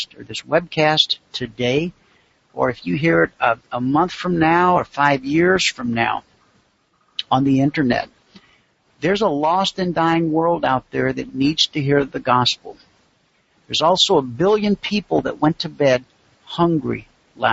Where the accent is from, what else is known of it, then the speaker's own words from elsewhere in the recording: United States; being born an American